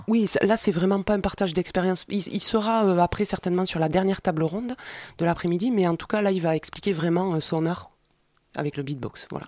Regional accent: Montreuil, Île-de-France, France; on est de Montreuil

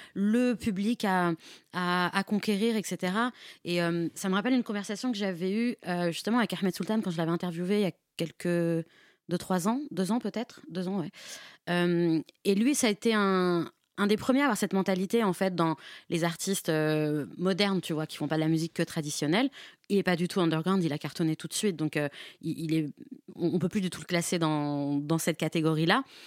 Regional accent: Nanterre, Île-de-France, France; je viens de Nanterre

